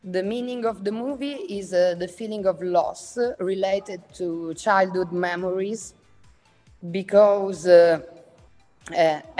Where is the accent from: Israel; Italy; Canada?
Italy; Catania, Sicily; English is a second language; I'm a Sicilian filmmaker and visual artist. I come from Catania, where I live and work